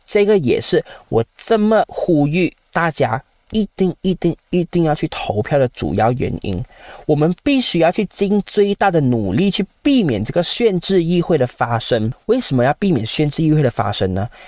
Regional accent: Malaysia; 今天你身为马来西亚华人

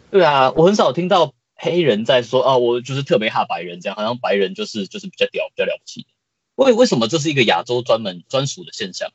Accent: Taiwan; 我们台湾人

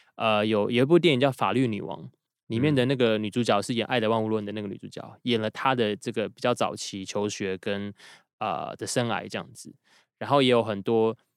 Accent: Taiwan; 身为台湾人

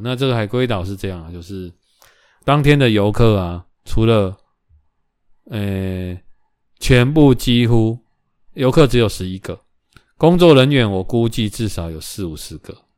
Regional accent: Taiwan; 台湾来的

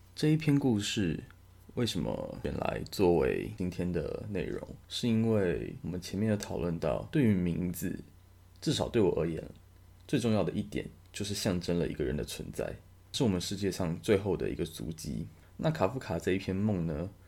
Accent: Taiwan; 我相信大部分的台湾人可能都是没有英文名字的

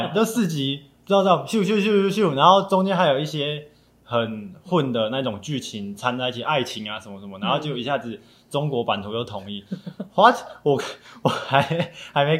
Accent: Taiwan; 不是中国人，我们是台湾人。

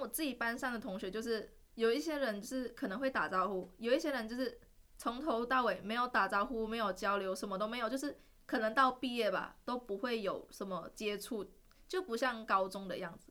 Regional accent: Malaysia; moved away as an adult; now in Taiwan; 我是来自马来西亚的

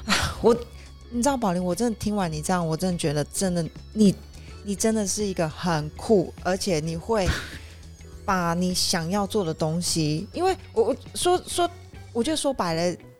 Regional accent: Taiwan; 我们台湾人可能不知道的一些外国人在台湾的一些生活希望，因为其实我真的觉得台湾的文化稍微比较。单一一点点

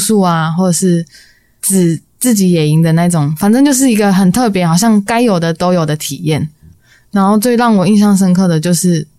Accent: Hsinchu, Taiwan; 我是新竹人。

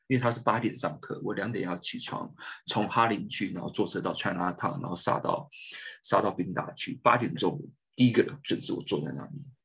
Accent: Keelung, Taiwan; 我是基隆人

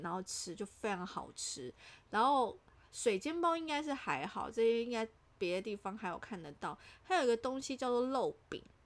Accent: Kaohsiung, Taiwan; moved away as an adult; now in Taipei, Taiwan; 我是高雄人

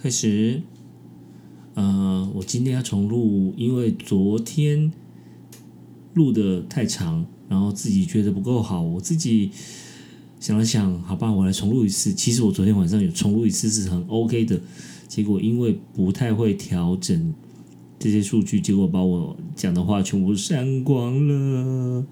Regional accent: Taiwan; 我是台湾人，我是亚洲人

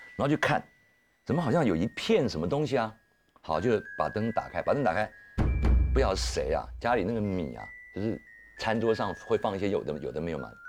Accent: Pingzhen, Taoyuan, Taiwan; 我当时住在，呃，现在的平镇，就是普兴威权牧场下面那个那一带的眷村

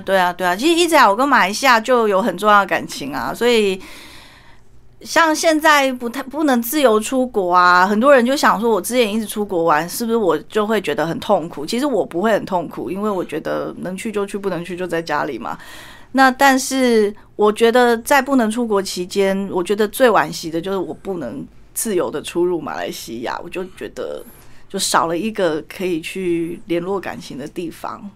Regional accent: Taiwan; also born or lived in Malaysia; 我们台湾人

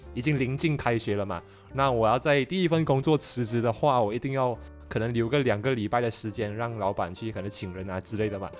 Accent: Johor Bahru, Johor, Malaysia; I'm from J B

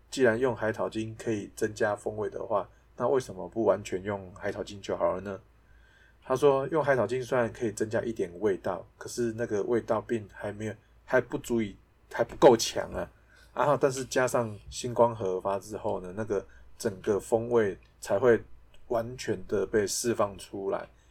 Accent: Taiwan; 我们台湾人

